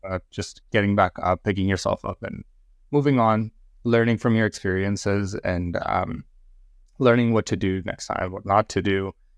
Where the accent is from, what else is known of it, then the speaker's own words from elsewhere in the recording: India; moved away; in India, when I grew up in India, uh, we were really into cricket